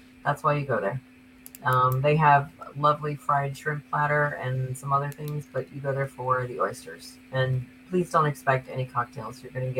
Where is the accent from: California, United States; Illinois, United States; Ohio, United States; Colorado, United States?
Illinois, United States; Chicago; now in Orlando, United States; because I came down from Chicago, so it's from my frame of reference.